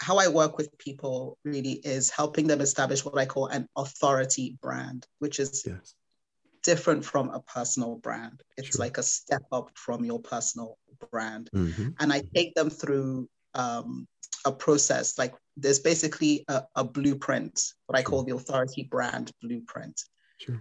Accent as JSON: {"language": "English", "country": "Nigeria", "said": "I'm Nigerian. I'm proudly Nigerian."}